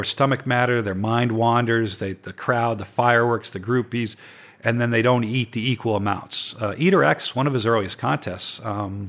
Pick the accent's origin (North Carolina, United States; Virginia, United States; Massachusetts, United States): Massachusetts, United States; Boston; moved away; also born or lived in New York; I'm from Boston.